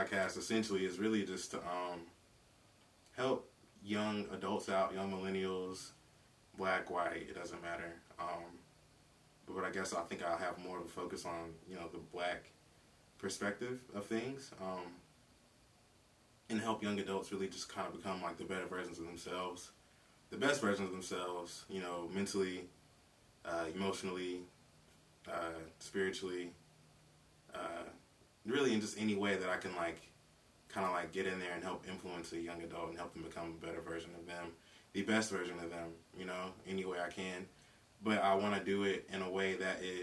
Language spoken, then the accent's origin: English; Greenville, South Carolina, United States; also born or lived in Macon, Georgia / Philadelphia, Pennsylvania; now in Columbia, United States; I'm from Greenville, Spartanburg, South Carolina